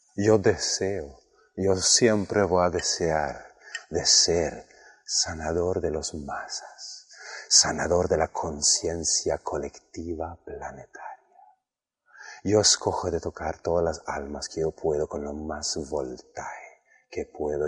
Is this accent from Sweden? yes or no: yes; Sweden; un norte europeo sueco como yo